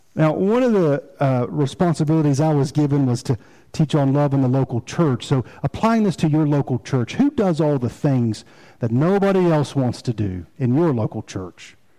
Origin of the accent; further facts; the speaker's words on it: Rocky Mount, North Carolina, United States; also born or lived in Fayetteville, North Carolina; Now, I consider Rocky Mount home